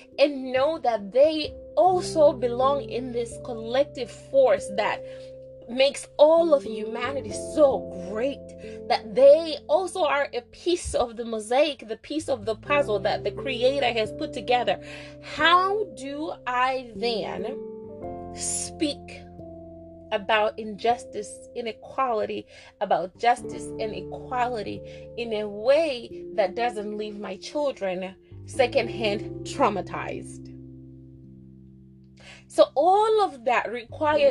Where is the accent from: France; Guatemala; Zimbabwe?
Zimbabwe; growing up in Zimbabwe, we never really studied our Blackness, because we were the majority